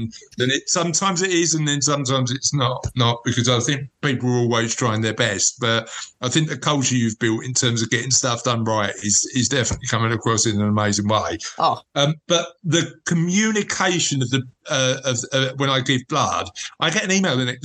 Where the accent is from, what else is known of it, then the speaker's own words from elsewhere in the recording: London, United Kingdom; moved away; I'm from Canning Town in Newham originally